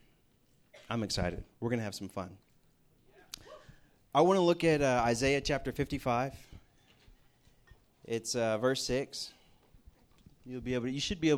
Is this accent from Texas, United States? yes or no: yes; Houston, Texas, United States; moved away as an adult; now in Morgantown, United States; We're from Houston, Texas